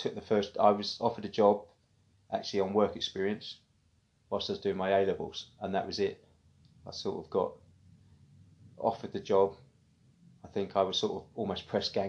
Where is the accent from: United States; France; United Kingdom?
United Kingdom; Witham, East of England; moved away as an adult; also born or lived in Kelvedon / Silver End; I was raised originally in Kelvedon. We moved to Silver End and then Witham and pretty much spent most of my growing up years in Witham.